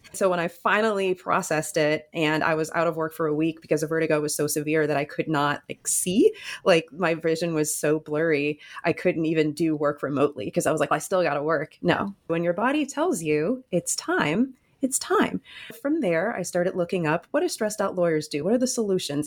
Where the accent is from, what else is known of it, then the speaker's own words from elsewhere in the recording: Michigan, United States; moved away as an adult; now in New Jersey, United States; I grew up in Michigan and I went to school